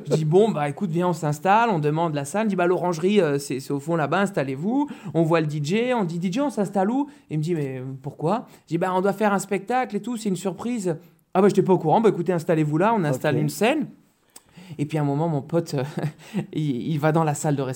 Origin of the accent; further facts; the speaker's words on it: Sartène, Corsica, France; j'ai ma famille qui est de Corse et je dis, mais vous savez, moi, je suis de Sartène.